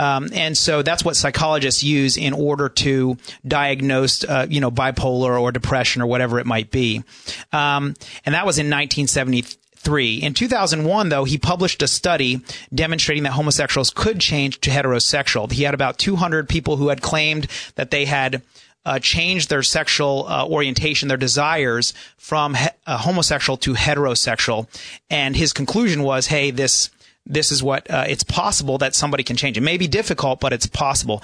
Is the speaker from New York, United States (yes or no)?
no; New Jersey, United States; now in San Diego, United States; I'm from New Jersey also